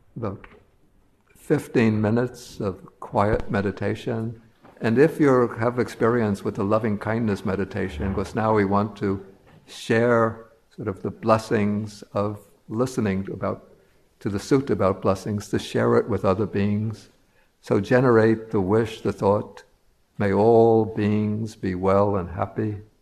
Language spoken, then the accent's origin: English; New York City, New York, United States; I'm a New Yorker